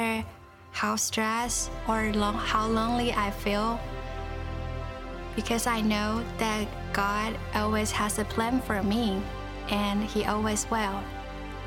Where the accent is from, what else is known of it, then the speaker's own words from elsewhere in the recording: Tainan, Taiwan; moved away as an adult; I was born in Tainan, Taiwan